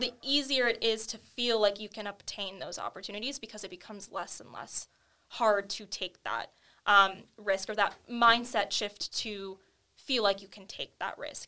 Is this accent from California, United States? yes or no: yes; Camarillo, California, United States; I'm born and raised in Camarillo, California.